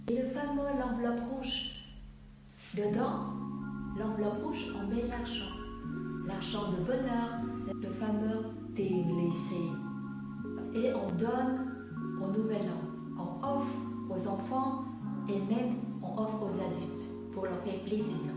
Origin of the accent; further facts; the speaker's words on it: Vietnam; French is a second language; now in France; Ça fait 20 ans, je vis en France J'ai une double culture Je suis vietnamienne d'origine Et je suis en France depuis 20 ans